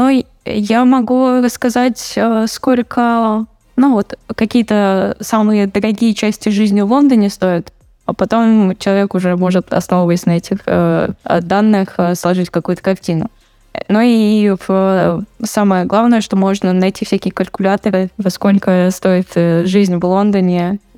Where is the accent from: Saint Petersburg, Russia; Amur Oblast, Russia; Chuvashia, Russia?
Saint Petersburg, Russia; Я из Питера.